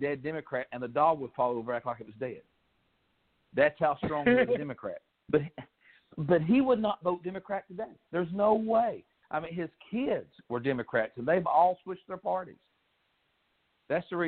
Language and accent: English; Kentucky, United States; I'm from Kentucky. I'm from the billion-dollar coal fields, what they called it. And my family were coal miners